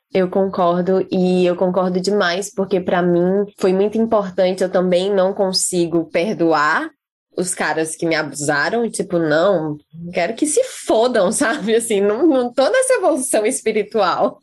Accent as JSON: {"language": "Portuguese", "town": "Fortaleza", "region": "Ceará", "country": "Brazil", "tie": "born or raised there", "moved": "as an adult", "lives_now": "New Zealand", "said": "Eu nasci em Fortaleza, já estava ali na capital"}